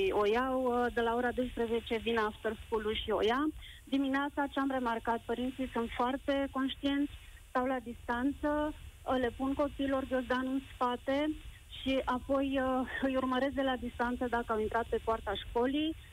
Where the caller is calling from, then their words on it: Brașov, Brașov County, Romania; la școala fetiței mele nu a fost niciun caz confirmat, vă sunt din Brașov.